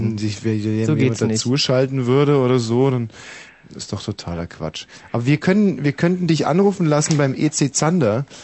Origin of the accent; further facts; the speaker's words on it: Berlin, Germany; Ja, ich komme aus Berlin.